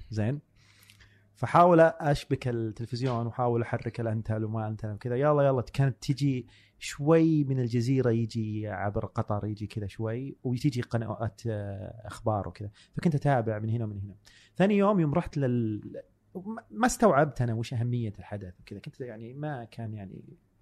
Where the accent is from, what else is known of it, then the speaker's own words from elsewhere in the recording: Buraidah, Al-Qassim, Saudi Arabia; moved away; also born or lived in Dhahran; جاي من بريده ما عمري طلعت الا الرياض